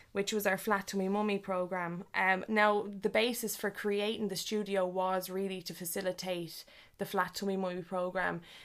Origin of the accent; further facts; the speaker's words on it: Leixlip, County Kildare, Ireland; our, uh, local area where we grew up in League Slip.